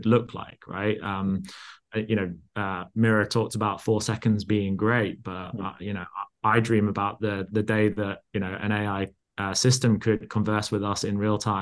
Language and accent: English; Yorkshire and the Humber, United Kingdom; I actually grew up in Yorkshire